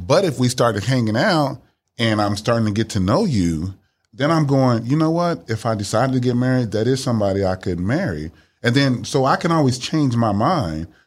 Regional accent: Miami, Florida, United States; now in Dallas, United States; I'm originally from Miami, Florida. I live here in Dallas, Texas

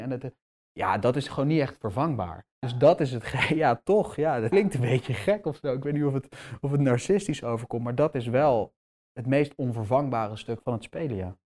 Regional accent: Amsterdam, North Holland, Netherlands; Ik ben gewoon in Amsterdam geboren

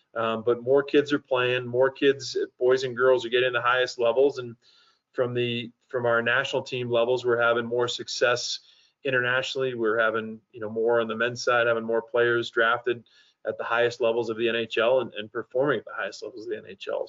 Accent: Boston, Massachusetts, United States; moved away as an adult; also born or lived in San Jose, California; now in Colorado Springs, United States; I grew up in the Boston area

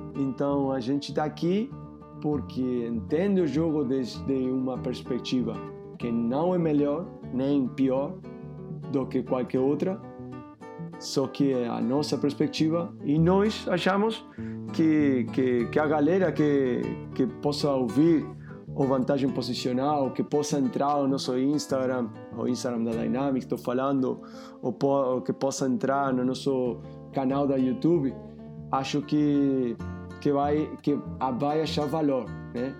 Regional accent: Uruguay; Portuguese is a second language; moved away as an adult; also born or lived in Barcelona, Spain; now in Rio de Janeiro, Brazil; Eu sou uruguaio, mas eu morei muitos anos lá em Barcelona, né? 15 anos

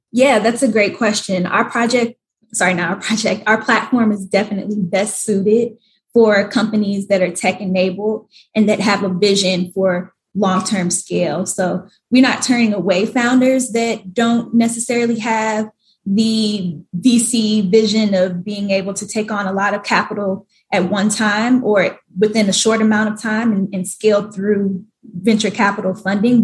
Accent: Atlanta, Georgia, United States; moved away as an adult; also born or lived in New York / Washington, D.C. / Hawaii; now in Atlanta, United States; I grew up in Atlanta, lived in New York for the past three years

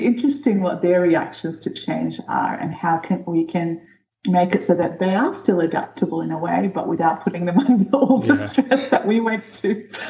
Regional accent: New Zealand; also born or lived in Egypt; I grew up, I was born in Egypt, and then we moved when I was 10 to New Zealand. So that's the first biggest change of my life. And then from then, I moved about 4 schools in New Zealand.

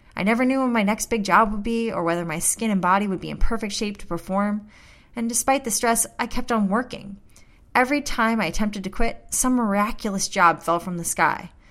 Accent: St. Louis, Missouri, United States; my hometown of Saint Louis

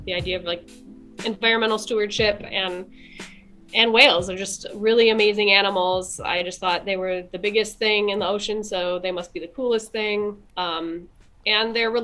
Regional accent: Michigan, United States; moved away as an adult; now in Sitka, United States; I'm from Michigan originally.

